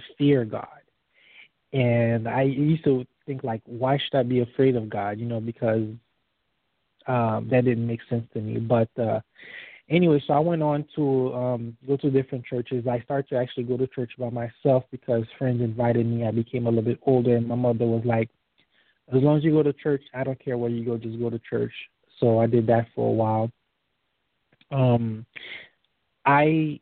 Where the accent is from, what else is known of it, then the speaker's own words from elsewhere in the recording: Miami, Florida, United States; also born or lived in Haiti; now in Atlanta, United States; lived in Miami for pretty much most of my life now